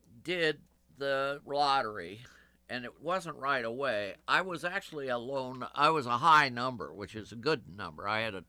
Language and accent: English; Champaign, Illinois, United States; I was born and raised in Champaign, Urbana, Illinois, university town in the middle of the cornfields of Illinois.